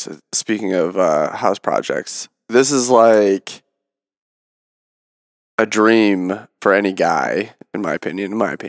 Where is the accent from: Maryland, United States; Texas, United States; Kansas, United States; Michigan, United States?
Michigan, United States; growing up in Michigan